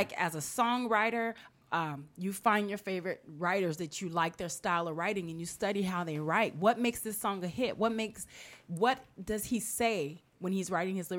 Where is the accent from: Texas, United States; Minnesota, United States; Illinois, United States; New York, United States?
Illinois, United States; Chicago; I'm from Chicago.